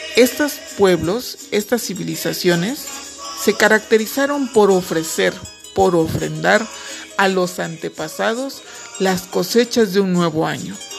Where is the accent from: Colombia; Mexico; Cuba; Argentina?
Mexico; Los mexicanos nos distinguimos por reírnos de la muerte